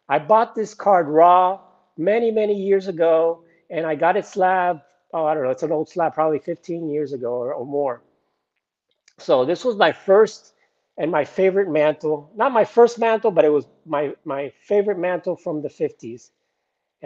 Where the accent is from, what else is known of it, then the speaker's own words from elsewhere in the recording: South Florida, United States; I'm from South Florida